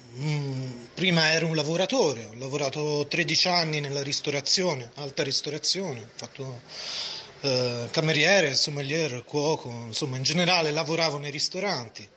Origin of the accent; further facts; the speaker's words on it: Florence, Tuscany, Italy; moved away as an adult; nato e cresciuto a Firenze